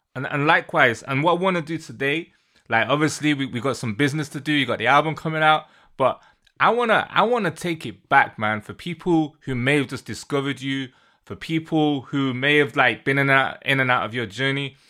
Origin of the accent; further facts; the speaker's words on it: Manchester, North West England, United Kingdom; moved away as an adult; now in London, United Kingdom; I'm from the U K. Born and raised in Manchester, live in London